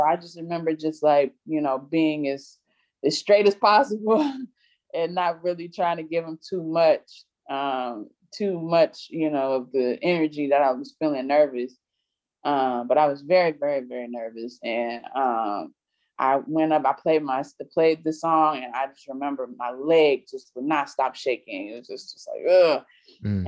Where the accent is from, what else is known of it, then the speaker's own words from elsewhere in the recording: Prince George's County, Maryland, United States; also born or lived in Atlanta, Georgia; raised primarily in PG County, um, originally from Atlanta, Georgia